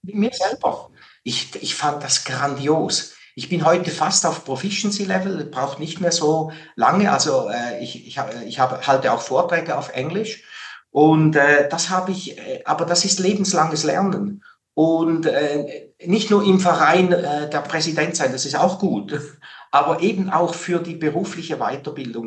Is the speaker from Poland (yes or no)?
no; Switzerland; in der Schweiz natürlich als Schweizer